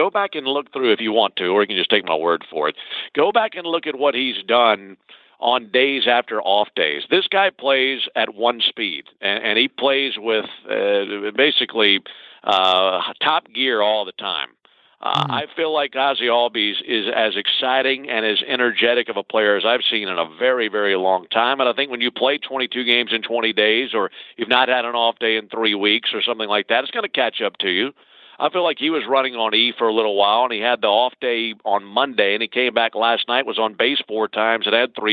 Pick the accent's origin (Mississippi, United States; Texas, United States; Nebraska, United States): Mississippi, United States; I grew up in Mississippi